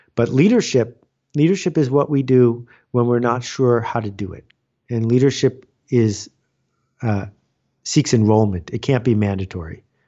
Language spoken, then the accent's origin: English; Buffalo, New York, United States; I grew up in Buffalo, New York, which is known around the world for snow.